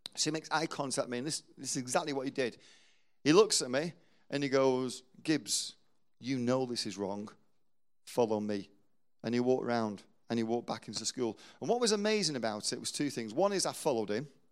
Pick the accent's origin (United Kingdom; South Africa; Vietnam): United Kingdom; England; we're English